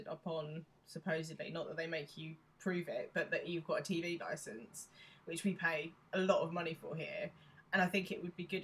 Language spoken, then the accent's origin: English; United Kingdom; there's a lot of things about being British